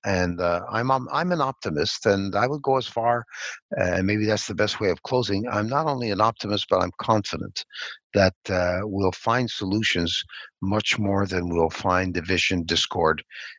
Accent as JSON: {"language": "English", "region": "Quebec", "country": "Canada", "first_language": "English", "said": "I'm very proud of being a Quebecer, but I'm also very proud of being a Canadian."}